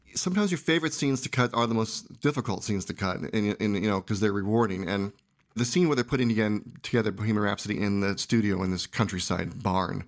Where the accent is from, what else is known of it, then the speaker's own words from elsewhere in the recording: San Jose, California, United States; I grew up in San Jose, and I made films as a kid